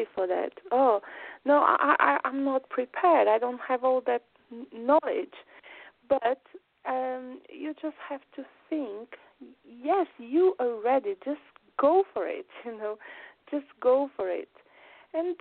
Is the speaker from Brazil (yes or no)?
yes; Brazil; English is a second language; moved away as an adult; now in London, United Kingdom; I came from Brazil